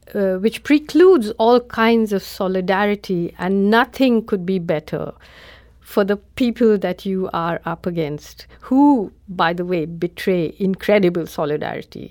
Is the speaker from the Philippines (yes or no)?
no; India; as an Indian